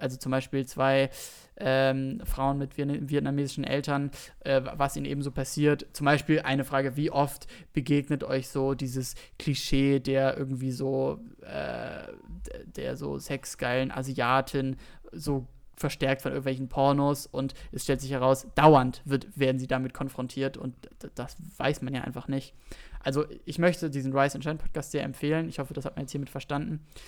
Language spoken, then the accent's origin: German; Berlin, Germany; noch in Zehlendorf, wo ich aufgewachsen bin